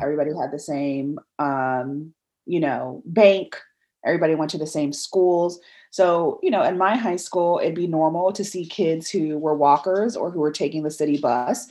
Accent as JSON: {"language": "English", "town": "Gaithersburg", "region": "Maryland", "country": "United States", "tie": "born or raised there", "also_born_or_lived": "Massachusetts", "said": "I'm from Gaithersburg, Maryland"}